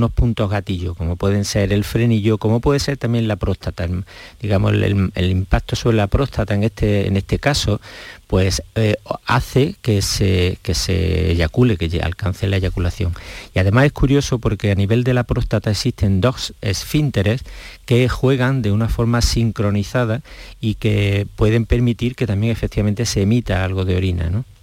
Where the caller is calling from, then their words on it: Seville, Andalusia, Spain; Buenas tardes … de Sevilla.